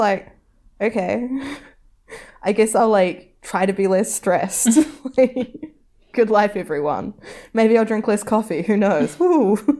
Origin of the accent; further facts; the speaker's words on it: New Zealand; something you learn growing up in New Zealand